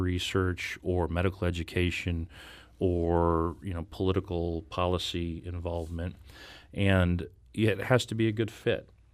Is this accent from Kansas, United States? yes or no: no; Blue Springs, Missouri, United States; moved away as an adult; also born or lived in St. Louis, Missouri; I graduated from Blue Springs High School